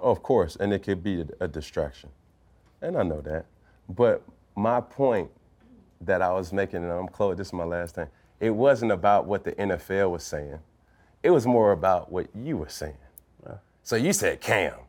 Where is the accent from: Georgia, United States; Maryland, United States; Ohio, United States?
Georgia, United States; Atlanta; I'm from Atlanta, Georgia